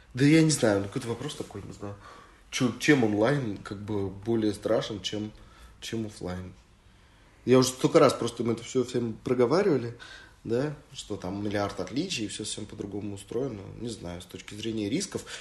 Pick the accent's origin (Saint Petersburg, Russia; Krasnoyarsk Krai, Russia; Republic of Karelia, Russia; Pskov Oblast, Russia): Saint Petersburg, Russia; moved away; also born or lived in Moscow; Одновременно я как бы, петербуржец и москвич. Ну вот. Но не получается на самом деле, потому что в Москве я все время петербуржец, а в Петербурге я все время москвич